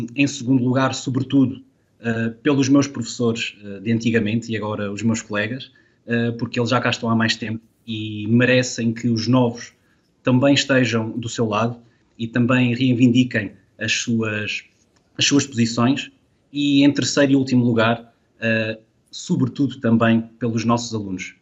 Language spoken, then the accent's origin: Portuguese; Covilhã, Centro, Portugal; moved away as an adult; now in Lisbon, Portugal; a minha cidade natal, a Covilhã